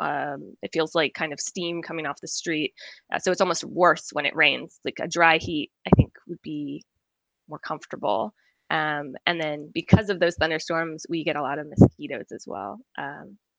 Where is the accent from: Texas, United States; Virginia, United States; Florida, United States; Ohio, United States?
Virginia, United States; Norfolk; moved away as an adult; also born or lived in Roanoke, Virginia / Richmond, Virginia / Galway, Ireland; now in Edinburgh, United Kingdom; I'm from Norfolk, Virginia, born and raised there